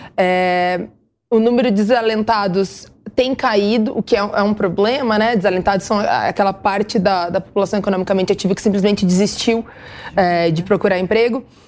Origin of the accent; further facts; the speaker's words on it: interior of Rio Grande do Sul, Brazil; eu sou do interior do Rio Grande do Sul, né? Eu sou muito do interior.